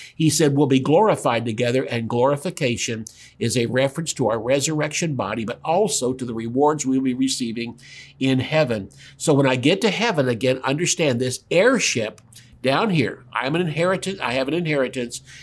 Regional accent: the South, United States; I'm from the South

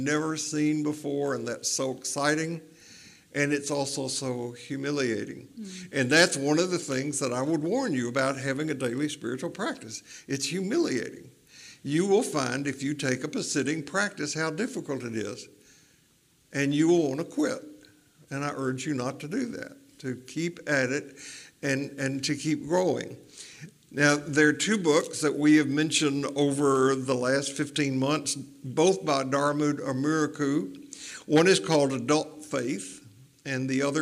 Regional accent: Tennessee, United States; growing up in Tennessee, it was don't drink, don't smoke, don't dance, or go with anybody who does

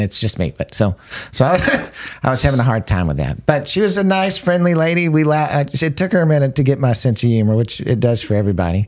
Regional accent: United States; I love being an American

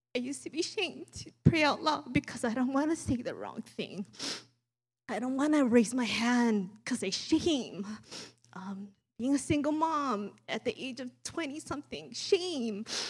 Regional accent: Maui, Hawaii, United States; accent: Pidgin; growing up, born and raised in Maui, we speak Pidgin.

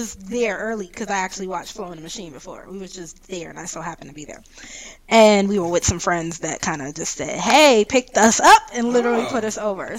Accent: New York, United States; I'm from New York

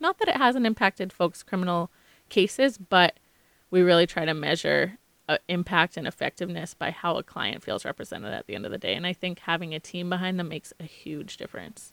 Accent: Maynard, Massachusetts, United States; also born or lived in Concord, Massachusetts; now in Boston, United States; I grew up in Maynard, Massachusetts, in Concord, Massachusetts, which is ten minutes away

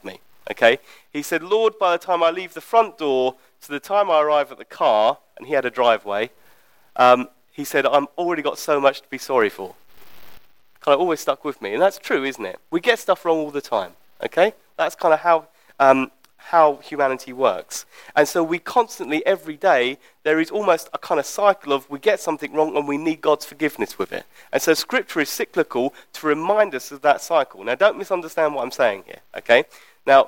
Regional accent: United Kingdom; as British people

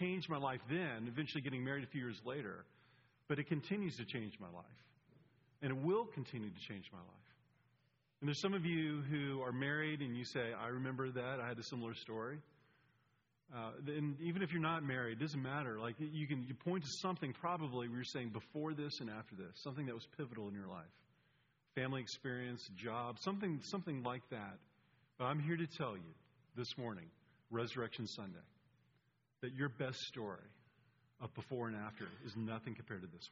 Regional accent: Atlanta, Georgia, United States; I'm from Atlanta, and I went to Furman University

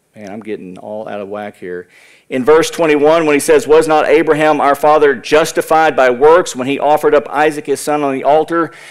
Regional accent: United States; as American Christians

